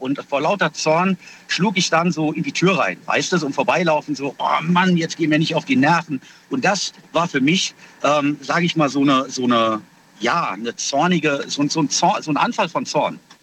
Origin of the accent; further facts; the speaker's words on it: Kaiserslautern, Rhineland-Palatinate, Germany; aus Kaiserslautern